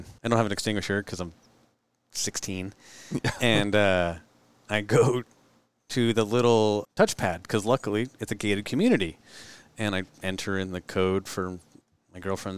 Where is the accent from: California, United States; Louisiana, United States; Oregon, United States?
California, United States; Monterey; moved away; when I grew up in Monterey